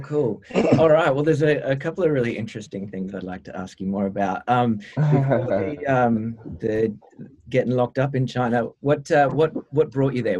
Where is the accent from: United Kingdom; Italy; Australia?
Australia; growing up in Australia